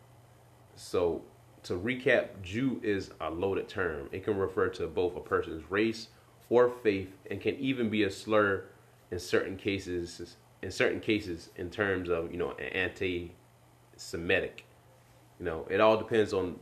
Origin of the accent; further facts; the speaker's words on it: the Bible Belt, United States; growing up in the Bible Belt, like I did